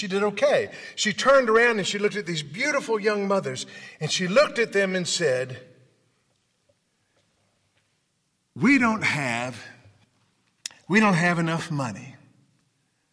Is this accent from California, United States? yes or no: no; Memphis, Tennessee, United States; I'm from Memphis